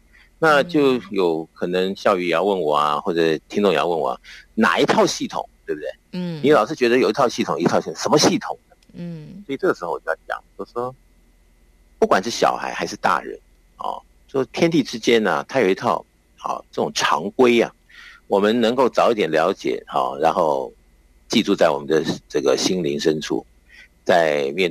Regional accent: China; 那么我们中国人对不对？在讲的这些应对进退的这些礼节与否啊

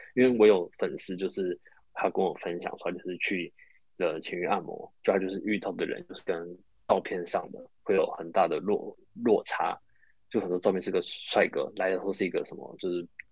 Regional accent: Taiwan; 我们台湾人大部分都会被所谓的 A 片的给迷失

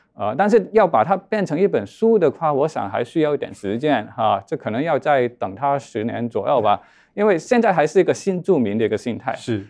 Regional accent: Hong Kong; 我自己是一个在公屋长大的一个孩子

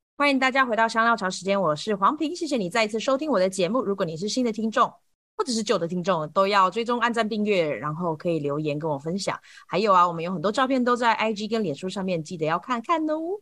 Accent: Taiwan; moved away as an adult; now in United States; 我其实也在台湾长大的

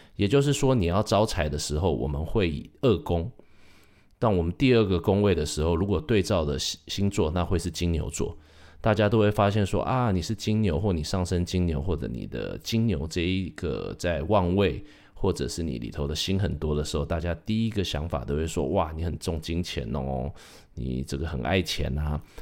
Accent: Taiwan; 我是土生土长，在台湾念书长大的

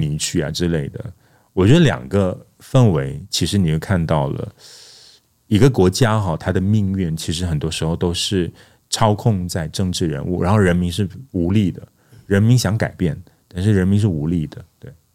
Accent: Kedah, Malaysia; first language Malay; Chinese is a second language; 因为我从小是在马来西亚跟泰国的边界的一个地方叫吉达， 其实那边的马来人很多，然后陷入了很多，所以我的村落基本上都是马来人，我的左邻右舍都是马来人，所以我从小基本上都在说马来话

